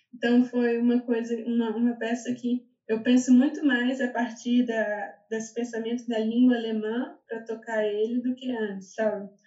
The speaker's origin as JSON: {"language": "Portuguese", "region": "Minas Gerais", "country": "Brazil", "also_born_or_lived": "São Paulo, Brazil / Berlin, Germany", "moved": "as an adult", "lives_now": "Germany", "said": "Eu sou de Minas"}